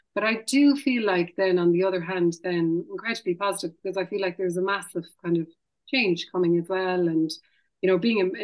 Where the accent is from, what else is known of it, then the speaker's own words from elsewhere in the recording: Parteen, Munster, Ireland; also born or lived in Limerick; I am actually from Partine, which is about a half a kilometre over the Clare border. But both my parents are Limerick, and we were kind of brought up Limerick